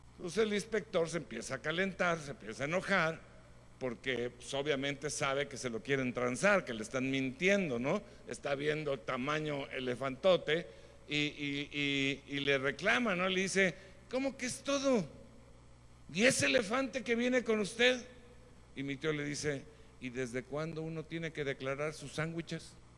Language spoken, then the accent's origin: Spanish; Mexico; Nosotros como mexicanos tenemos características muy buenas.